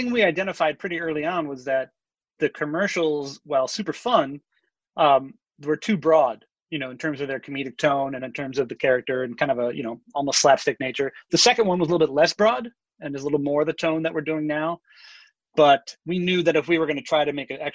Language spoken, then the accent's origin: English; Chicago, Illinois, United States; I'm from Chicago